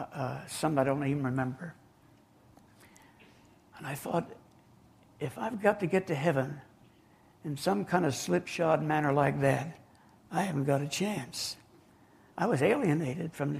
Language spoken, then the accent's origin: English; New Jersey, United States; now in Georgia, United States; I was born and raised in New Jersey. And I moved down here to the sunny South in 1954